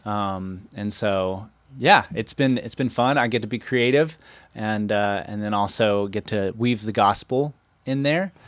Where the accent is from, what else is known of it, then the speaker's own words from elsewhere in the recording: Waynesville, North Carolina, United States; born and raised in Waynesville